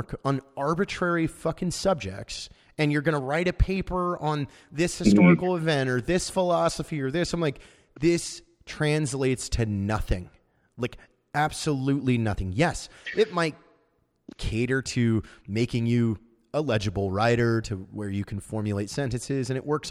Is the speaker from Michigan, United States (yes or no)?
no; Washington, United States; I'm from Washington State